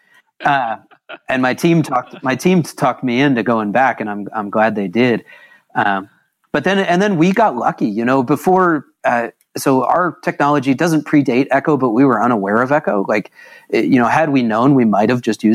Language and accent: English; Lawrence, Kansas, United States; I grew up in Little Lawrence, Kansas, graduated from Lawrence High School